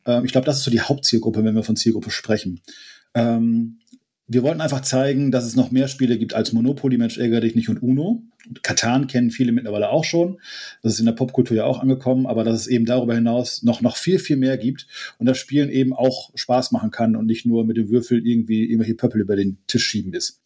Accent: Friesland, Lower Saxony, Germany; ich komme ja auch aus Friesland und hier ist viel Moorgebiet

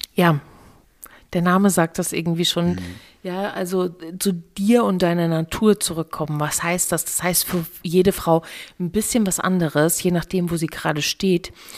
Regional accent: East Germany, Germany; ich komme aus dem Osten

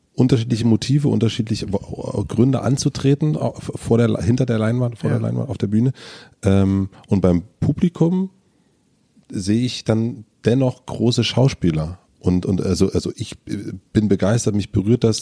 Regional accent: southern Brandenburg, Germany; ich bin auf dem Dorf groß geworden in, in, in Südbrandenburg

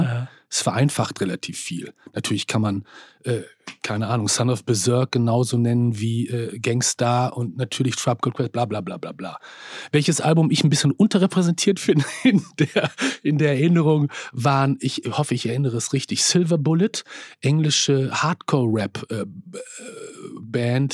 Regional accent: Bielefeld, North Rhine-Westphalia, Germany; ich komme aus Bielefeld, einer Provinzstadt in Nordrhein-Westfalen

